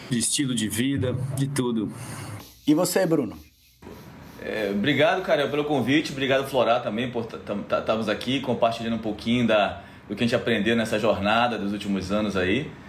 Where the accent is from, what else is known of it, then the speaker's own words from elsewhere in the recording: Belém, Pará, Brazil; resolvi voltar para Belém, é, minha cidade natal, e, e, fazer alguns empreendimentos.